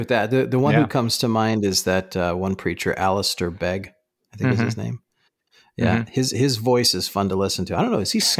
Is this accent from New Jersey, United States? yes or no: yes; New Jersey, United States; accent: Jersey; But when I talk with my parents, when I talk with my family, my Jersey accent comes out.